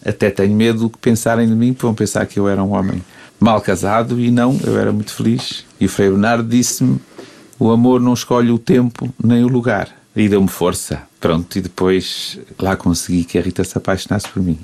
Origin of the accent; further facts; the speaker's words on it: Mozambique; also born or lived in England; now in Porto, Portugal; cresci em Moçambique e saí de lá na, numa altura, depois de 25 de Abril